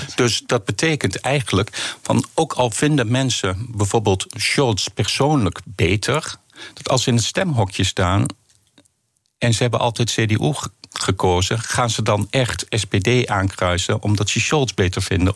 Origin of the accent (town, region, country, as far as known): Netherlands